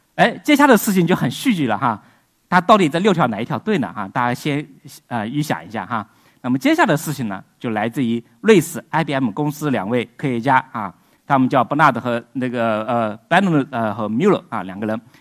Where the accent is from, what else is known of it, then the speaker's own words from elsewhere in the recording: China; 我们中国人